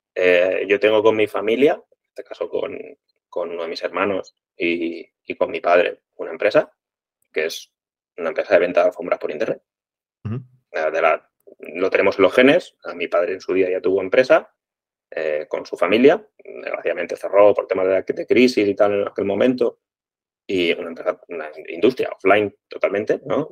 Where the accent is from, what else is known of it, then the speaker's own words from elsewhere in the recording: Crevillent, Valencian Community, Spain; somos de Crevillén, somos de la ciudad de la alfombra, lo llevamos en el ADN